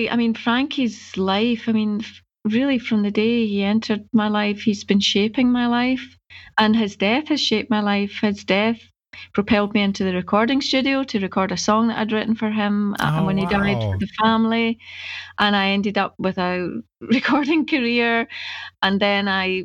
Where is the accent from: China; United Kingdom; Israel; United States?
United Kingdom; Scotland; I don't want to know anything about Africa. I'm Scottish.